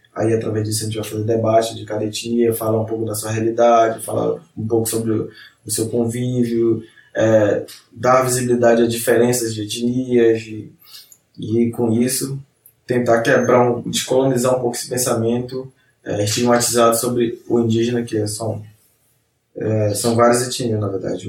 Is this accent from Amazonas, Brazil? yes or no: yes; Amazonas, Brazil; somos do Amazonas